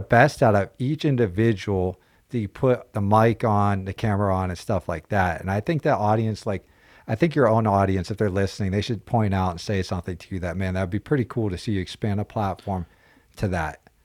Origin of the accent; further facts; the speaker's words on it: Pennsylvania, United States; moved away; growing up in Pennsylvania, wrestling was the base.